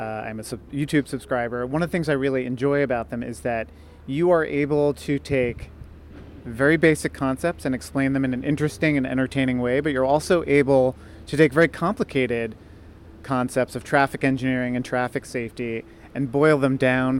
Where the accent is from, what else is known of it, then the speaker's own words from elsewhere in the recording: New York City, New York, United States; I will say that as a New Yorker, the thing that mystifies my friends and family outside of New York City